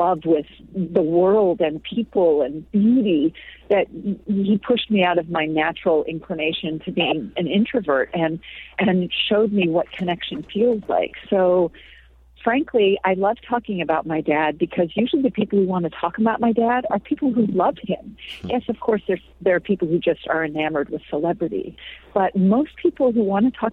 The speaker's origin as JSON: {"language": "English", "region": "California", "country": "United States", "tie": "born or raised there", "also_born_or_lived": "New Mexico", "moved": "as an adult", "said": "I grew up in California"}